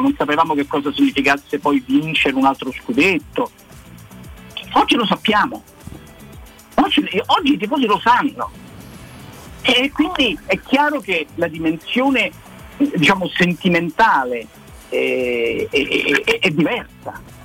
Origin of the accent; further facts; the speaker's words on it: Rome, Lazio, Italy; io sono cresciuto a San Giovanni